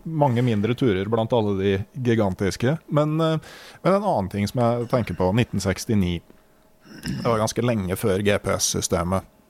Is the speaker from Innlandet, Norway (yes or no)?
yes; Innlandet, Norway; Jeg vokste opp i Innlandet